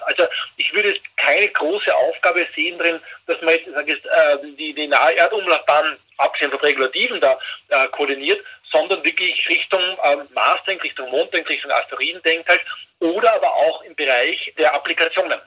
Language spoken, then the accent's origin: German; Austria; als Österreicher